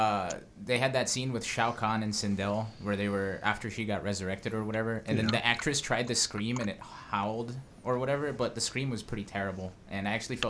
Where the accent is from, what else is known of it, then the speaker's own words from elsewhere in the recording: Brazil; growing up in Brazil